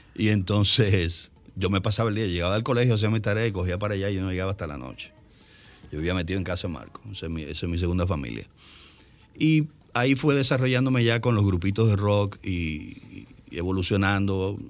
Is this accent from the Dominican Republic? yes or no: yes; Santo Domingo, Distrito Nacional, Dominican Republic; vivíamos en la Santo Mercedes